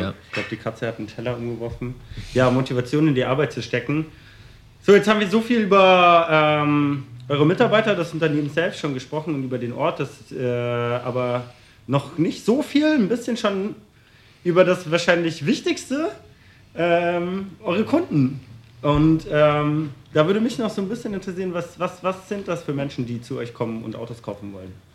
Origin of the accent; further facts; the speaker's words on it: Berlin, Germany; ich komme ja aus Berlin